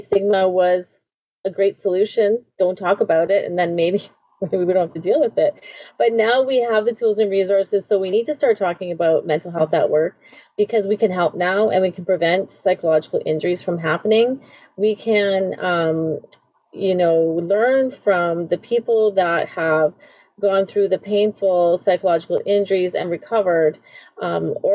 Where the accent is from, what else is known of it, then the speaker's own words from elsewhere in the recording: Southern Ontario, Canada; moved away as an adult; also born or lived in the prairies / United Kingdom; now in Winnipeg, Canada; I was raised in Southern Ontario